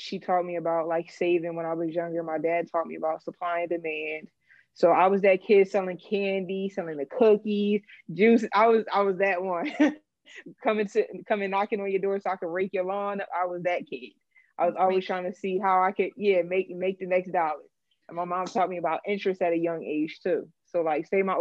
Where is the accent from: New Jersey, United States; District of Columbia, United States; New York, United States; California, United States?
New Jersey, United States; Willowbrook; moved away as an adult; also born or lived in Lindenwold, New Jersey; now in Austin, United States; I grew up in Willowbrook, New Jersey. I lived there for 20 years